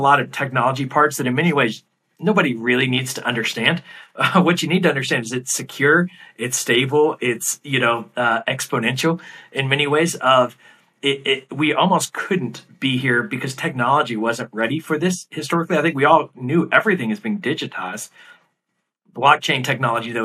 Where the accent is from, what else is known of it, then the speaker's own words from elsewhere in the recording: United States; now in New York City, United States; you, as an American